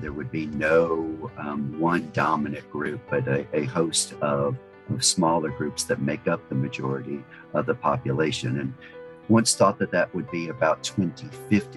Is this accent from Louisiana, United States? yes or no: yes; New Orleans, Louisiana, United States; now in Houston, United States; I was born and raised in New Orleans